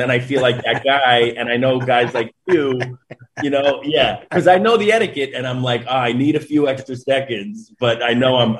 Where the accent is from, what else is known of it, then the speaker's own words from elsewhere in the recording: New York City, New York, United States; I'm from Queens, New York, grew up a diehard Mets fan.